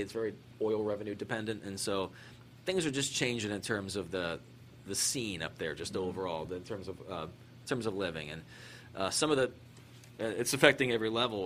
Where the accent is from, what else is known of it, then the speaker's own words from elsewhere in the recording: Maryland, United States; moved away as an adult; also born or lived in Philadelphia, Pennsylvania / Syracuse, New York / Fairbanks, Alaska / Anchorage, Alaska; I grew up in Maryland. I was uh, born in Philadelphia. Grew up in Maryland.